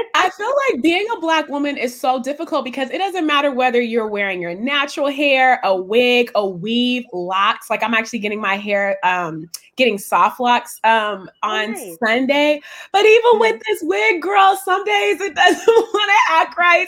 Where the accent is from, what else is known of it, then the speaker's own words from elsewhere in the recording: West Coast, United States; I'm from the West Coast